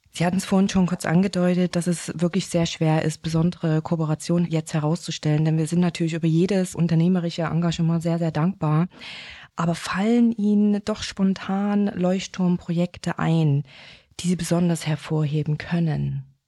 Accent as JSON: {"language": "German", "town": "Chemnitz", "region": "Saxony", "country": "Germany", "tie": "born or raised there", "said": "als gebürtige Chemnitzerin"}